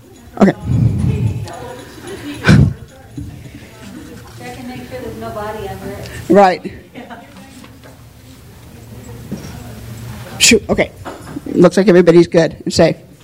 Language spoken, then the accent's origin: English; Reno, Nevada, United States; I grew up here in Reno